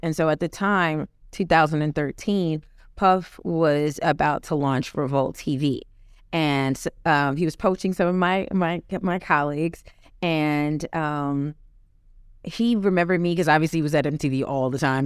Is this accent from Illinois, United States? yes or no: no; New York City, New York, United States; moved back to my hometown, New York City, Harlem, New York